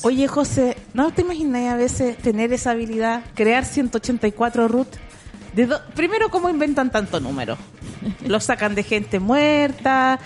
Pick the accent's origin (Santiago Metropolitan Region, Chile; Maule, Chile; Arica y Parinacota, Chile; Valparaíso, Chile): Santiago Metropolitan Region, Chile; Conchalí; yo nací en Cuenchaquí.